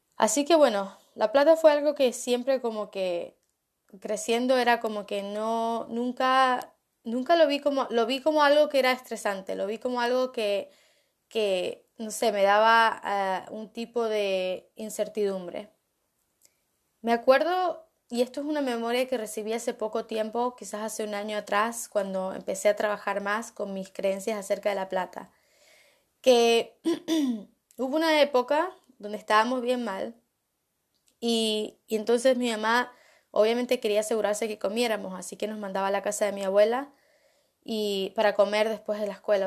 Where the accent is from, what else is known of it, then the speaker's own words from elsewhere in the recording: Argentina; Cuando yo estaba creciendo en Argentina con mi familia, la verdad que no teníamos mucha plata